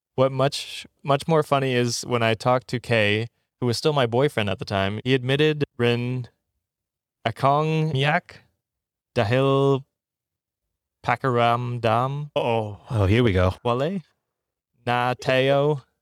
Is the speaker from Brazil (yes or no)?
no; Canada; now in Ottawa, Canada; my hometown is fifteen thousand people